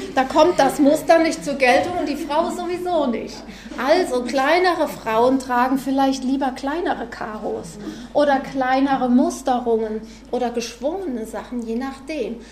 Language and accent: German; Freudenberg, North Rhine-Westphalia, Germany; Ich komme aus Freudenberg, direkt an der A45